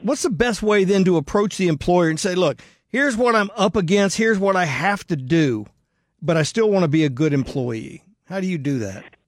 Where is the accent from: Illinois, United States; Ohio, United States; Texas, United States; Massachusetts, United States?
Texas, United States; Houston